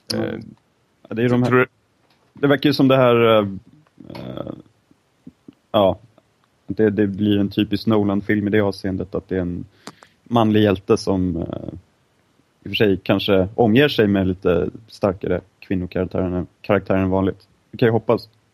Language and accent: Swedish; Stockholm, Stockholm County, Sweden; som stolta stockholmare